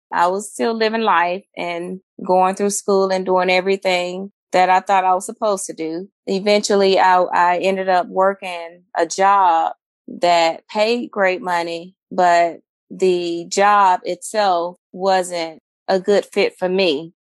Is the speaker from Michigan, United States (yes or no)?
yes; Flint, Michigan, United States; moved away; also born or lived in Alabama; I'm from Flint, Michigan, um, the transition from Flint to Alabama